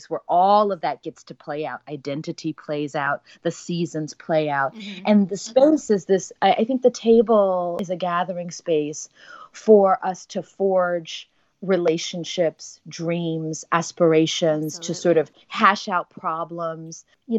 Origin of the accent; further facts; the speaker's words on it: Texas, United States; moved away; our identity, you know, as a Texan